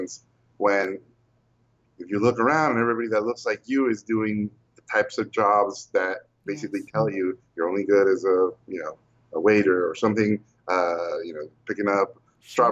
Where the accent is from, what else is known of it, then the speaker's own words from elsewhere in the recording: Tijuana, Baja California, Mexico; also born or lived in Mexico City; When I was a kid, I moved to Tijuana, which is in the border between the U.S. and Mexico. I was 9 years old